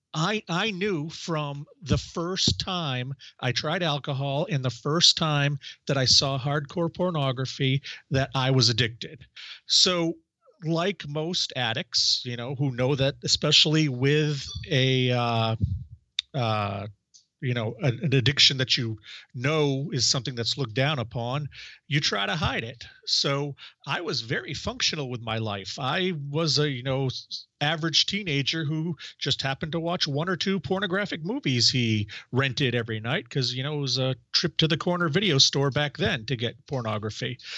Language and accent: English; Maine, United States; I started a magazine in my hometown